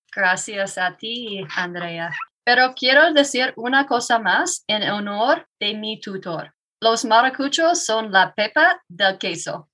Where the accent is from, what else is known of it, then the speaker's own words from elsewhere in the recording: Iowa, United States; Spanish is a second language; moved away as an adult; now in Woodland Park, United States; me mudé aquí hace seis años soy de Iowa.